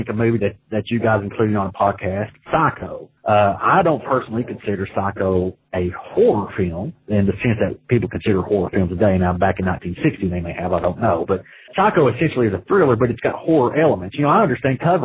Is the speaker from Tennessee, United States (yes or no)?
yes; Tennessee, United States; now in Finland; I live in Finland, but I'm from Tennessee.